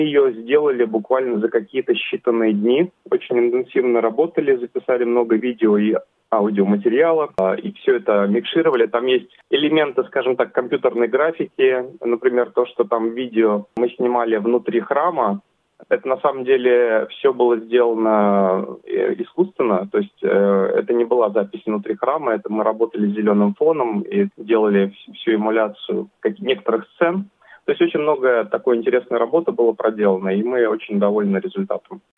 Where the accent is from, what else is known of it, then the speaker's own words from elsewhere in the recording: Russia; now in Sydney, Australia; Я сам из России